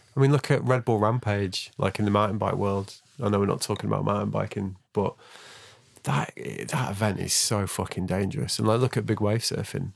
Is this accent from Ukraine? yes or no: no; Manchester, North West England, United Kingdom; I grew up in Manchester